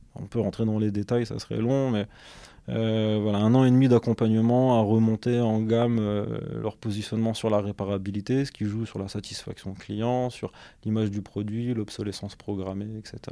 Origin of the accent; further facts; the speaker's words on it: Douai, Hauts-de-France, France; also born or lived in Lens / Valenciennes / Lille metropolitan area; now in Lille, France; je suis originaire euh, de Lens. J'ai grandi à Douai, entre Douai et Lens